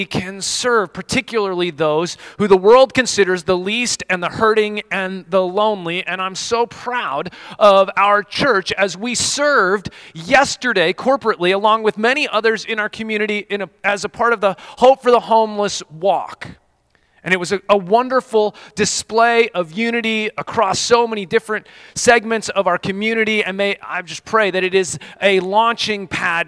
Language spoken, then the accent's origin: English; Colorado, United States; moved away; I grew up in Colorado